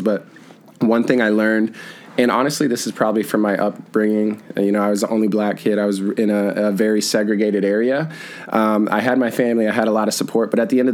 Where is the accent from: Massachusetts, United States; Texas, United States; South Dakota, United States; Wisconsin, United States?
South Dakota, United States; Brandon; I'm originally from South Dakota, Brandon, South Dakota